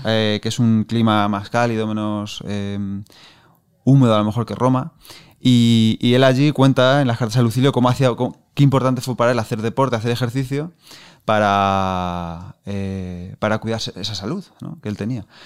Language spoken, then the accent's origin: Spanish; Castilla-La Mancha, Spain; como manchego que soy, pues tiendo a pronunciar poco